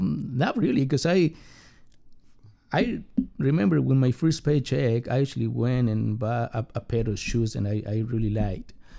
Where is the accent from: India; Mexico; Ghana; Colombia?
Mexico; English is a second language; now in United States; I got a very complicated family growing up in Mexico